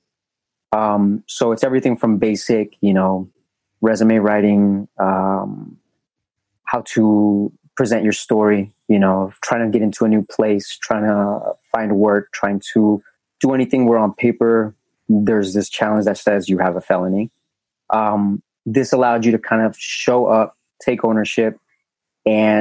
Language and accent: English; Las Vegas, Nevada, United States; also born or lived in Colombia; now in Texas, United States; I was an immigrant from Colombia, being raised in Vegas.